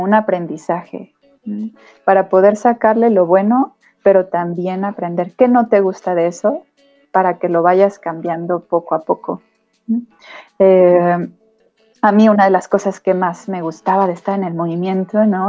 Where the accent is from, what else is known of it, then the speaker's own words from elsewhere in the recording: State of Mexico, Mexico; yo soy del Estado de México, entonces yo comencé mi vida scout en el grupo 87 en Aucalpan, en el Cerro de Moctezuma